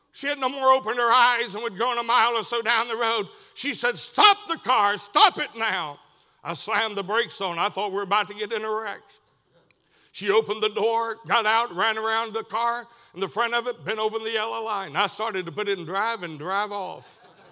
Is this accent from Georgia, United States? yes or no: yes; Tunnel Hill, Georgia, United States; moved away; also born or lived in Chatsworth, Georgia; I was born in Chatsworth, Georgia, raised most of my life around the Tunnel Hill West Side area